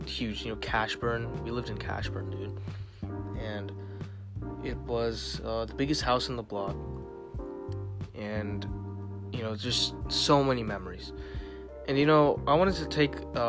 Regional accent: Virginia, United States; also born or lived in Fairfax, Virginia / Ashburn, Virginia; I have lived in Virginia my whole life. I haven't lived anywhere else

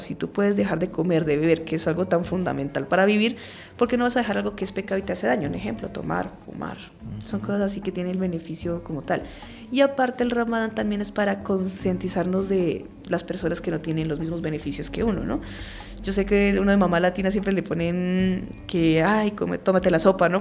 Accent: Colombia; Nosotros aquí como colombianos

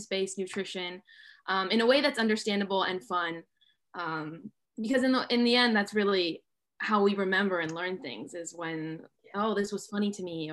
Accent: California, United States; I grew up in California. My parents are immigrants from Italy

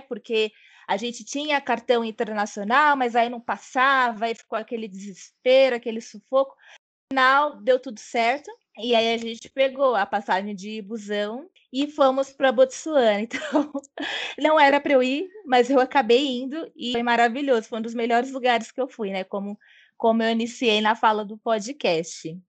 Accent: São Paulo, Brazil; eu sou nascida e criada em São Paulo e atualmente, mas é por enquanto, eu estou em São Paulo

